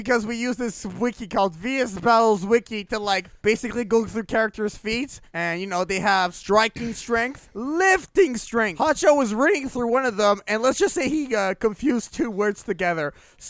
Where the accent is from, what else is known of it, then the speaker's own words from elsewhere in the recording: Canada; I'm Canadian.